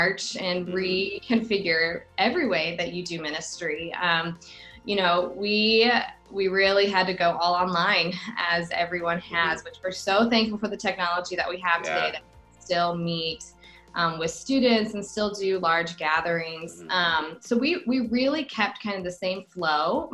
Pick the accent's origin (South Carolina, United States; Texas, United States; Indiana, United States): Indiana, United States; Greenwood; So I grew up down on the South Side, went to Center Grove High School